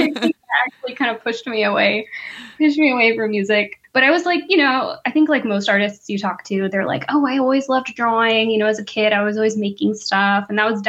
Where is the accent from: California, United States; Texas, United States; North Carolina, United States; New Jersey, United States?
Texas, United States; Dallas; moved away as an adult; also born or lived in Denton, Texas / Madison, Wisconsin / Pensacola, Florida; now in Kent, Ohio, United States; So I'm originally from Dallas, Dallas, not a suburb. That's important. I'm just kidding. But yeah, I grew up in Texas and I kind of had an interesting upbringing just being biracial. So on my dad's side, I'm Mexican American